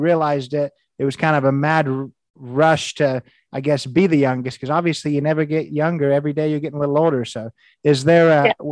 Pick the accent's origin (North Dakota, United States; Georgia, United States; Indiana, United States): Indiana, United States; I'm from Indiana